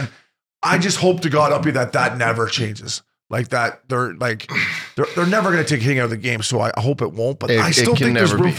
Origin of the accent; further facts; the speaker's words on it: Canada; moved away; I am Canadian.